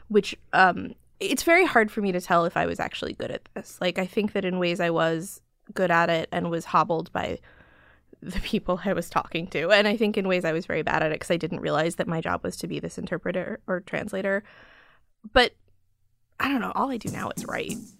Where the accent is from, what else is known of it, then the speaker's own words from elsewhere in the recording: Chicago, Illinois, United States; now in New York, United States; I grew up in Chicago